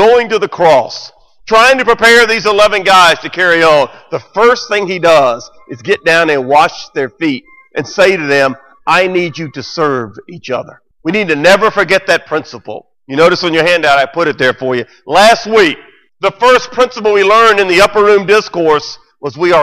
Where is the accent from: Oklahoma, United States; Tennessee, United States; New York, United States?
Tennessee, United States; Memphis; the church I grew up in here in Memphis